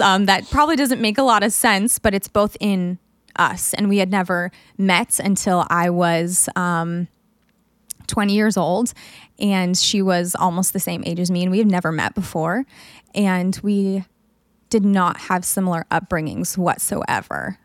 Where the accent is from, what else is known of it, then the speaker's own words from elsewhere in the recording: United States; as a woman growing up in America